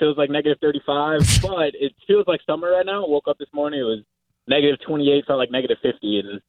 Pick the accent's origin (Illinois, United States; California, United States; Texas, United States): Illinois, United States; Chicago; moved away; I'm from Chicago, actually